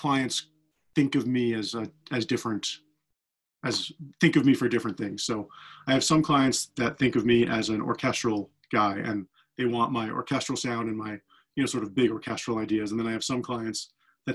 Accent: New York, United States; also born or lived in Boston; now in Los Angeles, United States; I was born in Boston and I moved to New York when I was 9 and I grew up in New York

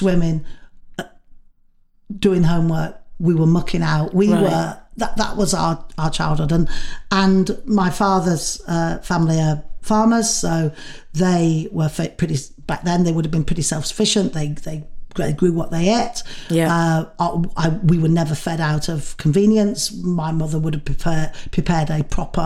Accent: Manchester, North West England, United Kingdom; moved away as an adult; I'd come from Manchester

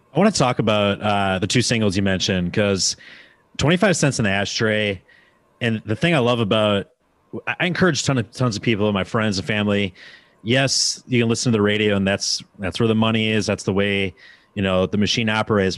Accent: Wisconsin, United States; now in Nashville, United States; being from Wisconsin, like, when I moved to Nashville

